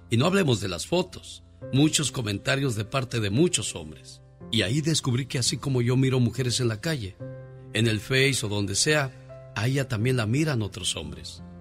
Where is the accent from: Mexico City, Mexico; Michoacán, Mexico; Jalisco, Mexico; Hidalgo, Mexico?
Michoacán, Mexico; moved away